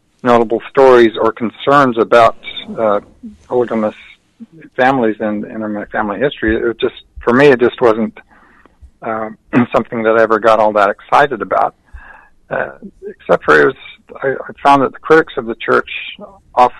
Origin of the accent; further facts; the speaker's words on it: Utah, United States; I grew up in Utah during the 50s and 60s